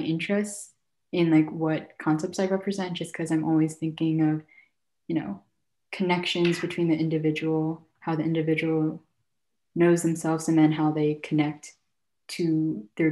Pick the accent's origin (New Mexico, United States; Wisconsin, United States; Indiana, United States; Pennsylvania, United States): Pennsylvania, United States; Philadelphia; also born or lived in Guangzhou, China / New York City; I'm from Philadelphia